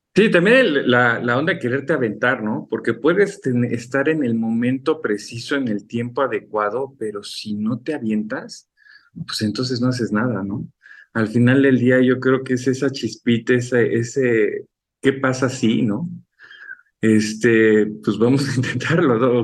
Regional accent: Mexico City, Mexico; also born or lived in France / Spain; mis padres son oriundos de, Chiapas, yo soy de la Ciudad de México junto con mi hermano

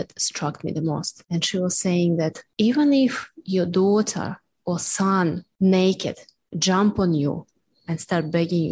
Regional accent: Russia; born or raised there; moved away

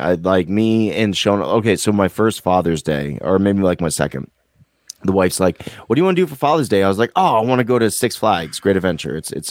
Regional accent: United States; I'm American, baby.

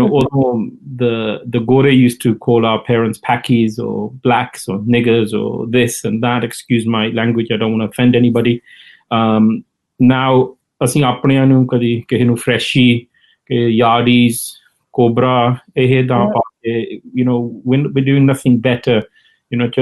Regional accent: Birmingham, West Midlands, United Kingdom; moved away as an adult; Born and bred in Birmingham. And lived most of my life in Birmingham, and then from there moved on.

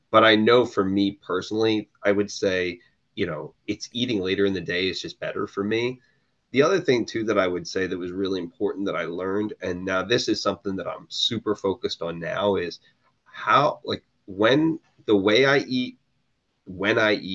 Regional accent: New Jersey, United States; unless I was going to a great Jersey, I'm in from New Jersey. So unless I'm going to a great New Jersey diner, you know, breakfast is not really important to me.

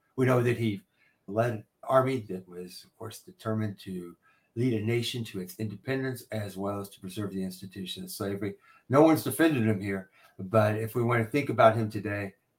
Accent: Indiana, United States; Now, I'm from Indiana

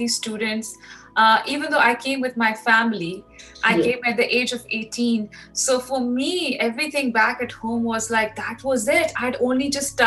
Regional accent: Pakistan; moved away as an adult; now in Australia; the way I grew up in Pakistan.

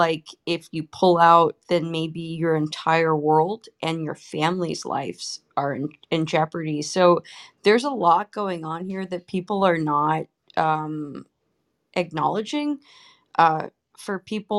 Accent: San Francisco, California, United States; I'm from San Francisco, first gen here.

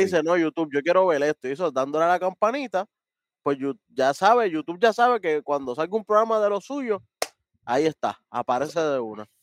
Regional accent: Puerto Rico; Somos puertorriqueños

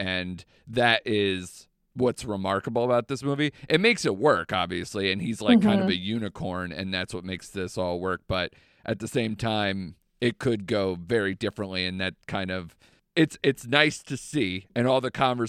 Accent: United Kingdom; I'm extremely British, and to see all sides. Yeah. We're, you know, cold, emotionless generations that try to slowly come out of our shell

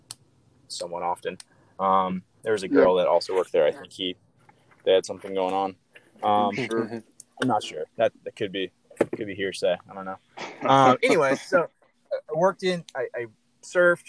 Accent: Myrtle Beach, South Carolina, United States; I grew up in Myrtle Beach, South Carolina.

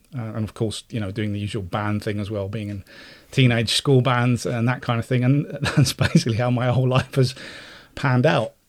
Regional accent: Cyprus; moved away; I was also in Cyprus as well, I grew up in Cyprus

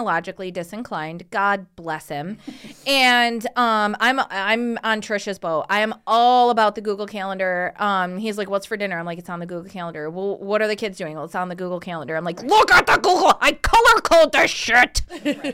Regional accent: Waterford, Michigan, United States; also born or lived in White Lake, Michigan; I grew up in Waterford and White Lake

